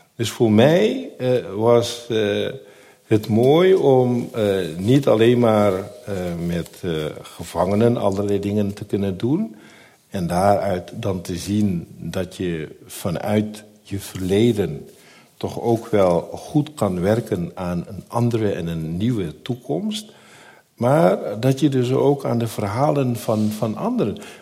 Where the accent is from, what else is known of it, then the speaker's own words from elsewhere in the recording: Netherlands; tijdens de eh, middelbare school vond ik mijn weg in de Nederlandse samenleving. Maar de wijk bleef mijn thuisbasis